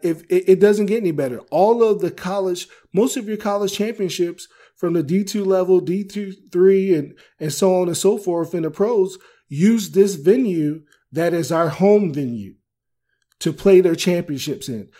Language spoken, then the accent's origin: English; Maryland, United States; moved away; my home state